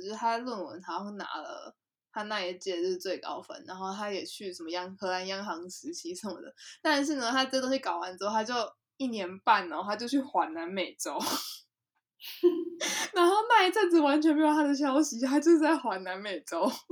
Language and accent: Chinese; Taiwan; moved away; also born or lived in Netherlands; 小时候是在台湾长大的